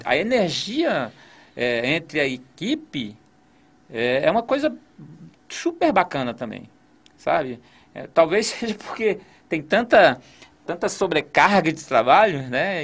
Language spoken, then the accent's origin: Portuguese; Gama, Federal District, Brazil; Eu, eu nasci no Gama, morei no Gama